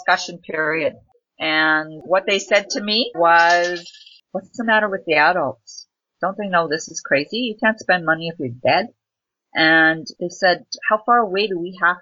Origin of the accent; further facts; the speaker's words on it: English River First Nation, northern Saskatchewan, Canada; from English River First Nation in northern Saskatchewan